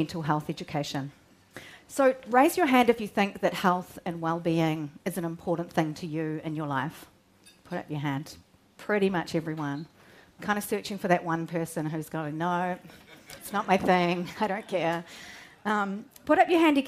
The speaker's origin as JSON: {"language": "English", "town": "Rangiora", "region": "Canterbury", "country": "New Zealand", "tie": "born or raised there", "also_born_or_lived": "Christchurch", "said": "I grew up in North Canterbury, near a town called Rangiora"}